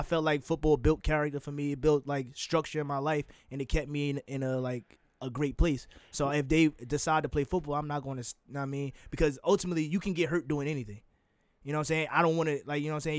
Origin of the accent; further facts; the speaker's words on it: Jersey City, New Jersey, United States; I'm from Jersey City